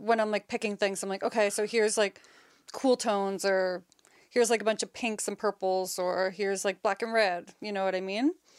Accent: Nova Scotia, Canada; also born or lived in Halifax; I was born and raised in Nova Scotia. Been living in Halifax for about ten, eleven years

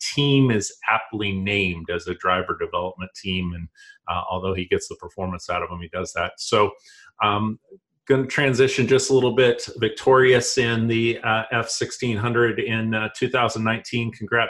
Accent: Pacific Northwest, United States; moved away; I grew up out in the Pacific Northwest

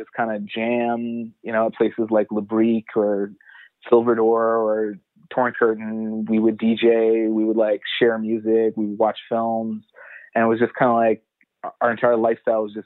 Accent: Edmonton, Alberta, Canada; moved away as an adult; also born or lived in Montreal; now in Toronto, Canada; I'm originally from Edmonton, and I moved to Montreal around 2009 in the summer.

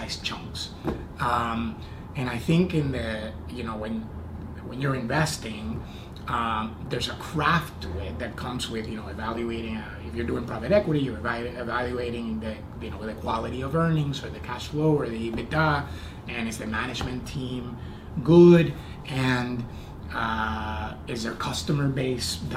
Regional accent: Puerto Rico; moved away as an adult; also born or lived in Indiana; I was born and raised in Puerto Rico, and I went to college in Indiana

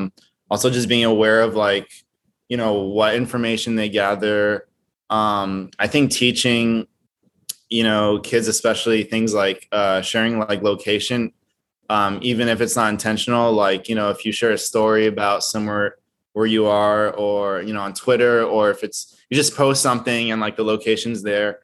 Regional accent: Brazil; I'm originally from Brazil. So Straight Out of like Brazil or whatever it is.

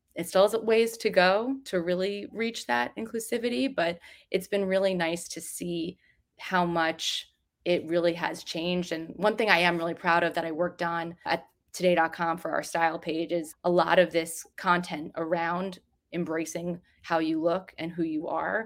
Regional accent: New Jersey, United States; I grew up in New Jersey

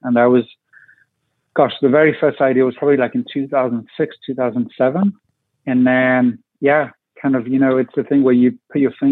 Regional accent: France; moved away as an adult; now in Washington, D.C., United States; I was born and raised in France

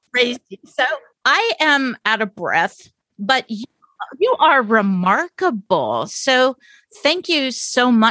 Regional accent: Atlanta, Georgia, United States; we're live from Atlanta, Georgia, my hometown

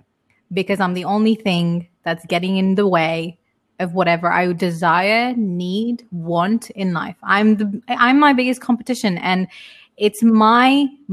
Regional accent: United Kingdom; moved away; I come from like three different cultures, and I was brought up in UK.

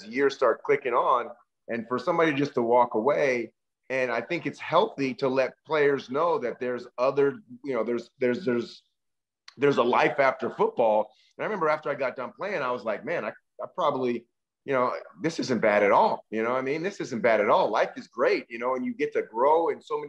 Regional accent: Berkeley, California, United States; I grew up in Berkeley, California

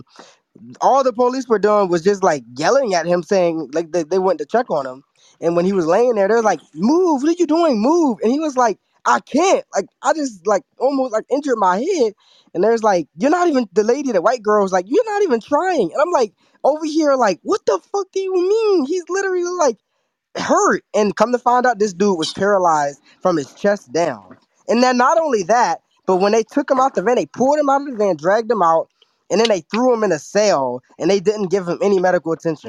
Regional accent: Maryland, United States; I'm from Maryland, you know, I'm like an hour and a half from Baltimore. I'm in a PG County area.

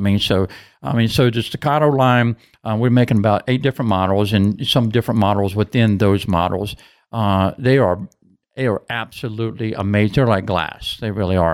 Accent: Hopewell, United States; I was born and raised in Hopewell

